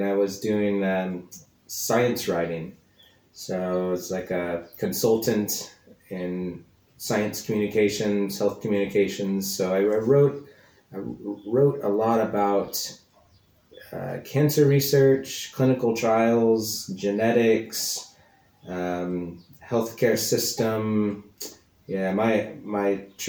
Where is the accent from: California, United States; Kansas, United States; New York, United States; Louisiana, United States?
Kansas, United States; also born or lived in East London; now in London, United Kingdom; I'm from America, from the middle of the country, from the state of Kansas, but now I make my home here in London, East London